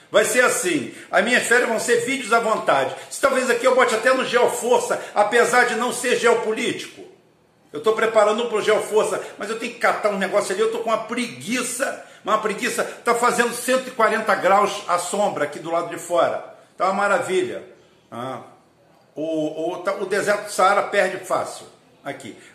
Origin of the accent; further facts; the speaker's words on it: Rio de Janeiro, Brazil; born there; Eu nasci no fim do mundo, eu nasci no fim do planeta, eu nasci à, à beira do Rio São João, no longínquo ano de 1963, no Rio de Janeiro, talvez 120 quilômetros da capital